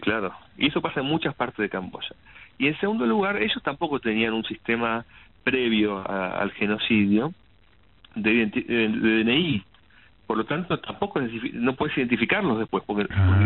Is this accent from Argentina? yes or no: yes; Argentina